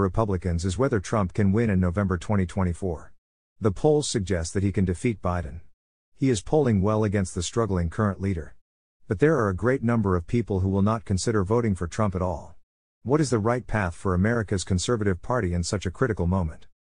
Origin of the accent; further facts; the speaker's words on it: New Jersey, United States; my home state